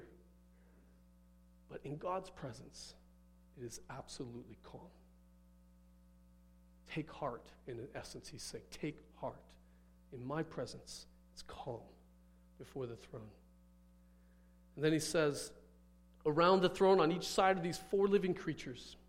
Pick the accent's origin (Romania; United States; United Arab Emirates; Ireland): United States; Midwest; moved away; I grew up in the Midwest. We had thunderstorms in the Midwest.